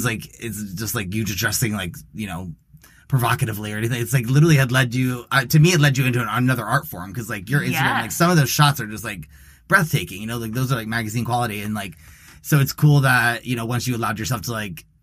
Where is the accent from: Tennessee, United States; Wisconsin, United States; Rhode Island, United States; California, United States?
Tennessee, United States; Dickson; also born or lived in Florida; I grew up in Dixon, Tennessee.